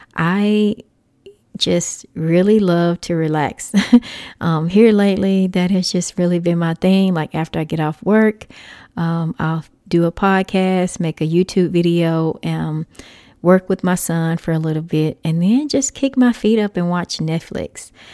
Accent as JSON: {"language": "English", "region": "Texas", "country": "United States", "tie": "born or raised there", "moved": "yes", "said": "I am a Texas native, so that always makes me happy just being in Texas for a little while. I don't currently live in Texas"}